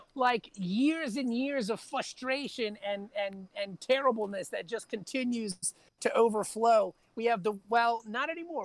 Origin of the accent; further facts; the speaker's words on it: Virginia Beach, Virginia, United States; was born and raised in Virginia Beach, Virginia